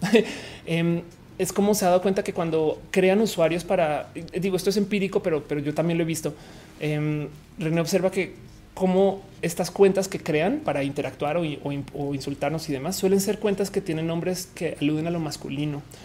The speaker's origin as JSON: {"language": "Spanish", "country": "Mexico"}